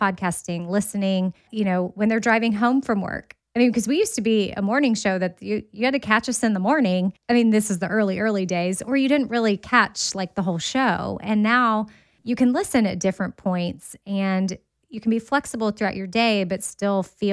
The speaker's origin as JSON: {"language": "English", "town": "Austin", "region": "Texas", "country": "United States", "tie": "born or raised there", "said": "I went to Texas A&M, but I grew up in Austin"}